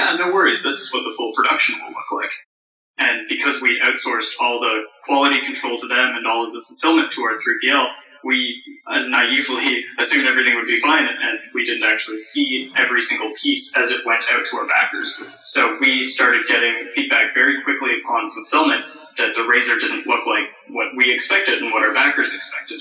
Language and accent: English; Canada; we're Canadian